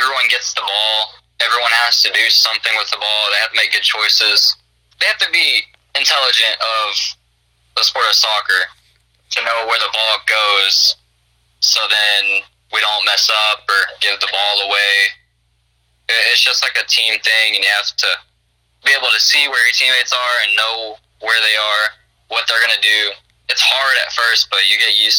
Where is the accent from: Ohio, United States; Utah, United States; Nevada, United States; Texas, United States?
Texas, United States; also born or lived in Burkburnett, Texas; I'm originally from Texas